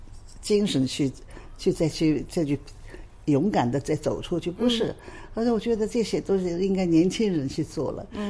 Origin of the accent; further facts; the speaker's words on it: Hong Kong; also born or lived in Shanghai; 因为呢，我是香港也好，上海也好，我是中国人，